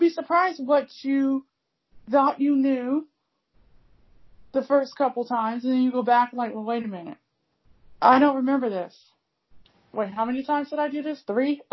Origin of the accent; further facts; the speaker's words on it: United States; I'm American